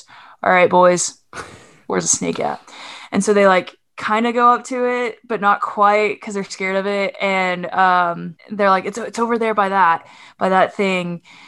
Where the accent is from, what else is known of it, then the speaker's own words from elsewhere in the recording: Oklahoma, United States; also born or lived in Arkansas; That's just part of growing up in Oklahoma and in Arkansas and other